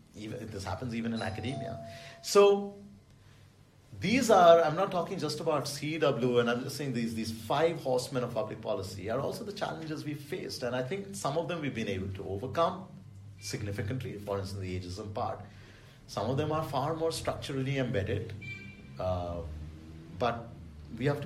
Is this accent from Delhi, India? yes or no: yes; Delhi, India; I grew up in Delhi